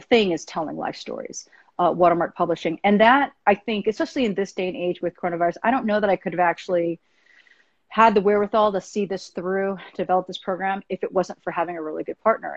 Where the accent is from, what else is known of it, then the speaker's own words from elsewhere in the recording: United States; I'm Asian American